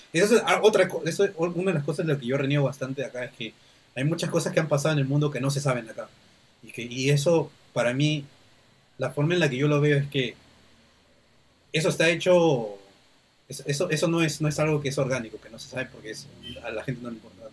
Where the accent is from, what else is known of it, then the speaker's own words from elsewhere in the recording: Peru; Perú somos, somos muchos somos muchos grupos humanos que vivimos aquí